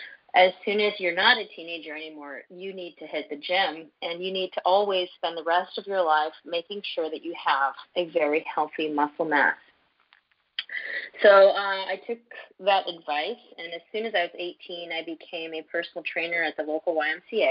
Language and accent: English; Canada; also born or lived in Montreal; as a Canadian